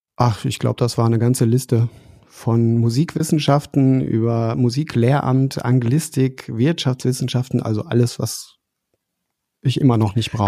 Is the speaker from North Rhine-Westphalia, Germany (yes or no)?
yes; Dortmund, North Rhine-Westphalia, Germany; moved away; ich bin in Dortmund aufgewachsen, wohne mhm. jetzt nicht mehr dort